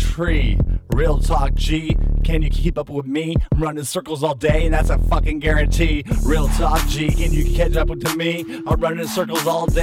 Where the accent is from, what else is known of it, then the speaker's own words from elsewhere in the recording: Northern California, United States; I'm from Northern California, where I was born from